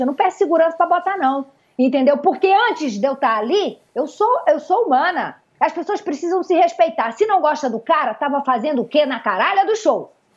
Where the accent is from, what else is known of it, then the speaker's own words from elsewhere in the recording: Northeast Region, Brazil; now in Rio de Janeiro, Brazil; eu sou nordestina, sangue quente